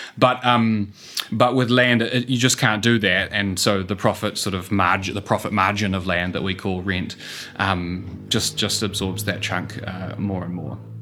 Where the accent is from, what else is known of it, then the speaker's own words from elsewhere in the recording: New Zealand; accent: New Zealand; moved away as an adult; also born or lived in Singapore; as you can tell from the accent, um, I'm a New Zealander.